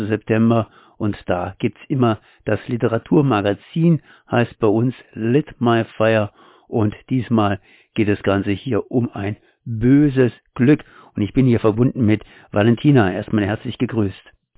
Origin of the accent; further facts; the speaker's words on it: Germany; als Deutscher